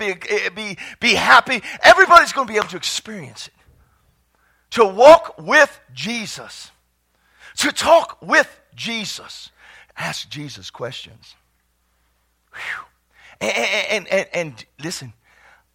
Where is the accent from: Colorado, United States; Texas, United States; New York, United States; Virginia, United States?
Texas, United States; I was from Texas.